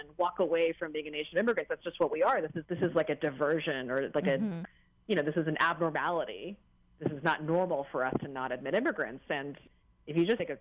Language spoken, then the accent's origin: English; United States; growing up in this country in the 80s and 90s